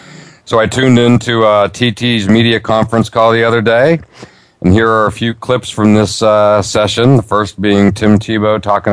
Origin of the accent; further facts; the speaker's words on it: Altoona, Pennsylvania, United States; moved away; also born or lived in Florida / Northeast US; my hometown of Altoona, Pennsylvania.